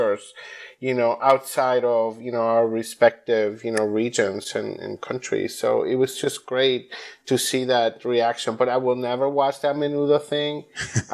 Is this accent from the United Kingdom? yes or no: no; Puerto Rico; I'm from Puerto Rico